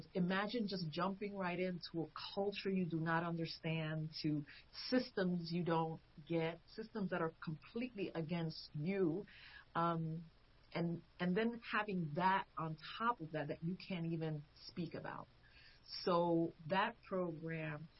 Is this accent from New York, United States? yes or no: yes; New York, United States; also born or lived in Puerto Rico / Pennsylvania; now in Chester County, Pennsylvania, United States; I was born in New York